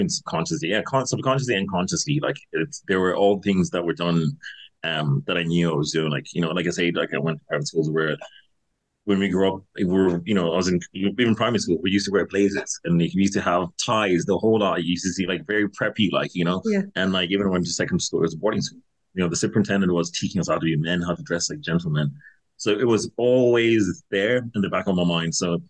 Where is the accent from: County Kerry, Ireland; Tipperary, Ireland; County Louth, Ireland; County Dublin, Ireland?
County Dublin, Ireland; Castleknock; So yeah, so I grew up in Castleknock, like, and like, I was supposed to go to private school here.